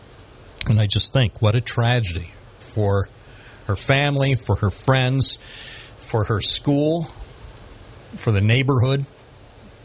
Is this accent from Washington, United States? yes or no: no; Binghamton, New York, United States; I'm from Binghamton and I report news